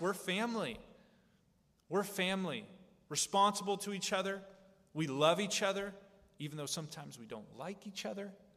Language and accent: English; United States; we Americans